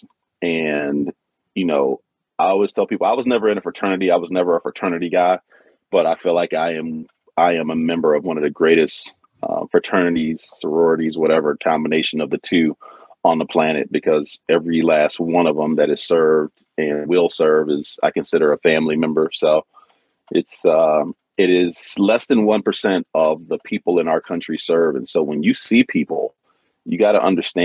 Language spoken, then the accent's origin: English; Detroit, Michigan, United States; growing up in Detroit